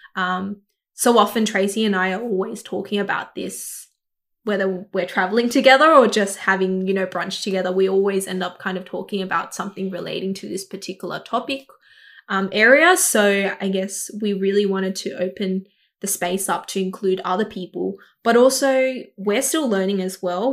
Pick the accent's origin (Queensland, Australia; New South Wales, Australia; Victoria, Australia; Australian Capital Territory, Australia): New South Wales, Australia; Sydney; I grew up in Southwest Sydney in Kabramatta. Um, I was born here and grew up here for twenty-six years of my life